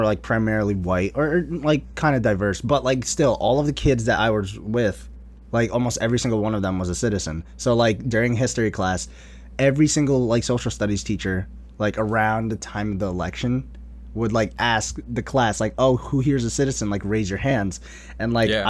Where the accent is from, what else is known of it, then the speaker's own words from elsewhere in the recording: Kuwait; born there; I was born in Kuwait. So like I was born in the Middle East.